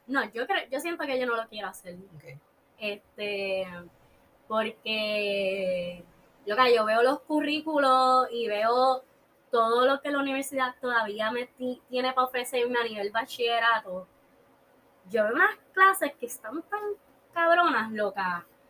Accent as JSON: {"language": "Spanish", "country": "Puerto Rico", "also_born_or_lived": "Chile", "said": "Yo me fui por la mañana de Puerto Rico"}